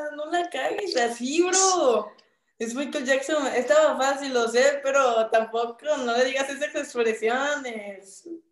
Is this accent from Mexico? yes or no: yes; Mexico; Mi cultura mexicana